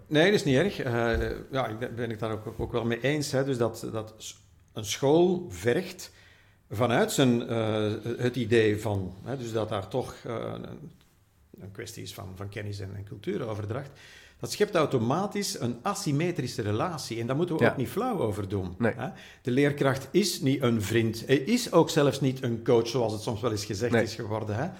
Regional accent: Flanders, Belgium; bij ons in Vlaanderen

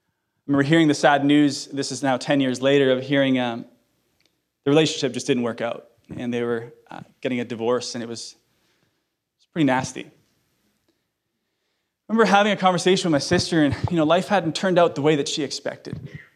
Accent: Iceland; English is a second language; I'm from Iceland, guys. Give me an ESL card here, okay? ESL. Yes, I am from Iceland.

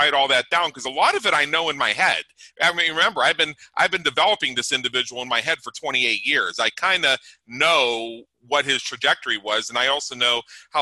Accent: United States; being an American

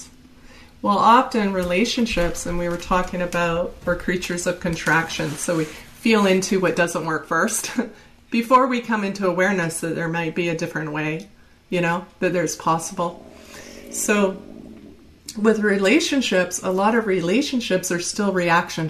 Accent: Canada; moved away; I'm from Canada

